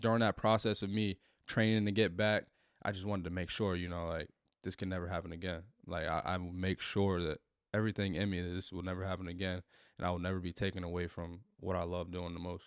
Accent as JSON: {"language": "English", "town": "Newark", "region": "New Jersey", "country": "United States", "tie": "born or raised there", "said": "growing up in, in Newark"}